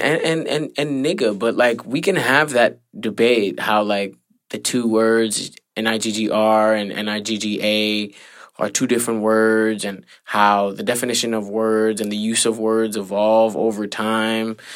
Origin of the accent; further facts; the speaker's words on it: New York, United States; me growing up in the Heights